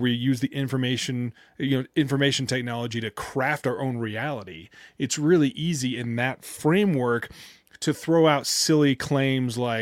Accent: United States; as an American

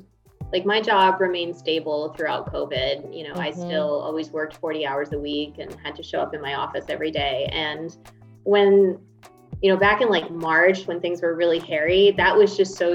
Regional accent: Miami, Fort Lauderdale area, Florida, United States; now in Dallas, United States; I have two kids and a husband, and we live in Dallas, Texas. We're originally from Florida, Miami, Fort Lauderdale area.

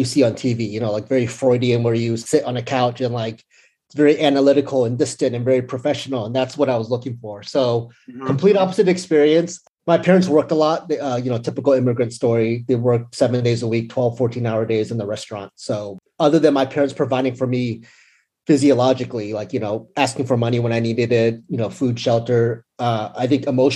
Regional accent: San Francisco Bay Area, California, United States; moved away as an adult; now in Los Angeles, United States; I grew up in the Bay Area, San Francisco Bay Area, and then I recently moved to LA about a year and a half ago

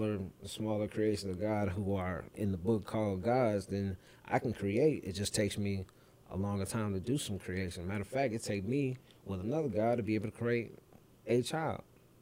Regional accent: St. Paul, Minnesota, United States; I grew up in St. Paul, mm-hmm. you know, St. Paul AME.

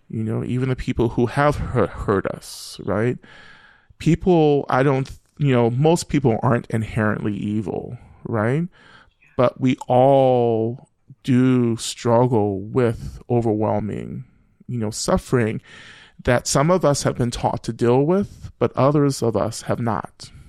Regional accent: Rome, Georgia, United States; moved away as an adult; also born or lived in Boston; I grew up, you know, black, uh, and queer, um, in the deep South and, and North Georgia

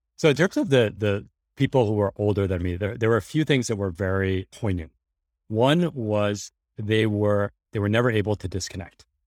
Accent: New York City, New York, United States; I grew up in New York City, middle class in the eighties and nineties

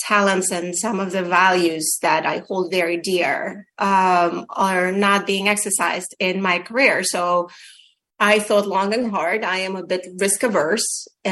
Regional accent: Ukraine; moved away; if you asked me a couple of years ago, I would say that I come from the Soviet Union, but today I say that I'm from Ukraine

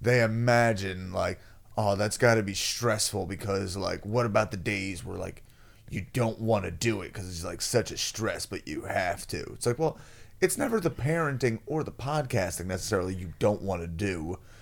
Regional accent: United States; I'm an American

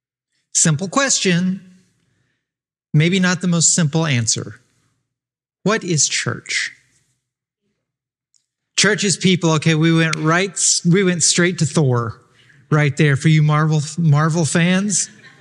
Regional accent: Arkansas, United States; If I was born in Arkansas, spent all my childhood in Arkansas

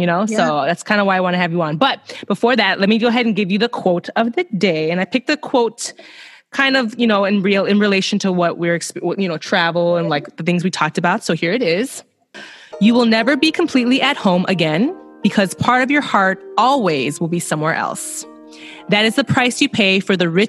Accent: Chicago, Illinois, United States; also born or lived in Melbourne, Australia; I'm from Chicago.

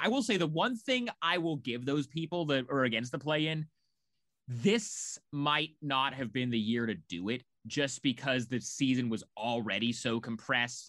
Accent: Portland, Oregon, United States; moved away as an adult; also born or lived in Chicago; I, I'm from Portland.

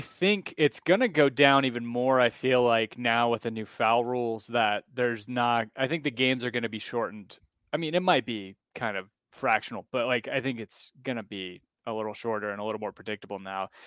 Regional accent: United States; also born or lived in Alabama / South Carolina; growing up in Alabama and South Carolina

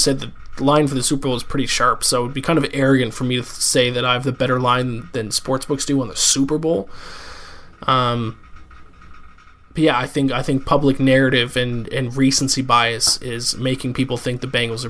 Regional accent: Canada; now in New York City, United States; I'm a Canadian citizen, but I'm an American resident

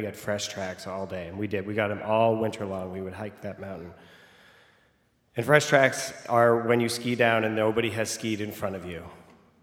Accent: Vermont, United States; I am from Vermont

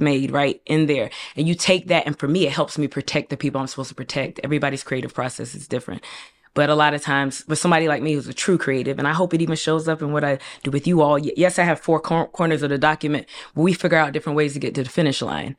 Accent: Raleigh, North Carolina, United States; moved away as an adult; also born or lived in Durham, North Carolina / Hillside, New Jersey; I'm from Raleigh, North Carolina.

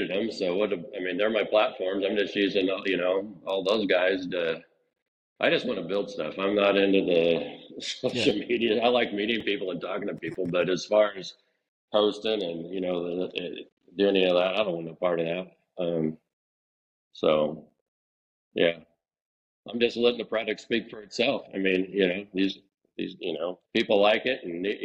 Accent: Hollister, California, United States; I grew up in Hollister. That's where I was born and raised.

